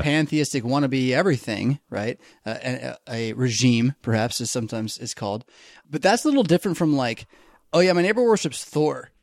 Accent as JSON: {"language": "English", "country": "United States", "said": "we as American Christians, American Lutherans"}